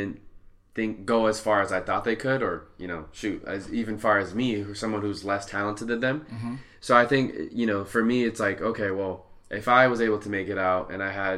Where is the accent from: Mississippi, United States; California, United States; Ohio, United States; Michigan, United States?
California, United States; Santa Ana; I grew up in Santa Ana, which is neighboring to Garden Grove